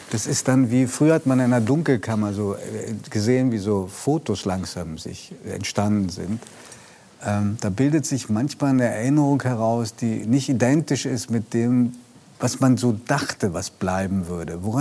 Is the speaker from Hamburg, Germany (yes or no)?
yes; Harburg, Hamburg, Germany; Und ich komme ja aus Harburg und da, ist man, da war man immer traditionell auf, äh, auf Seiten des HSV tatsächlich. Obwohl ich jetzt ganz nah am Millantor-Stadion lebe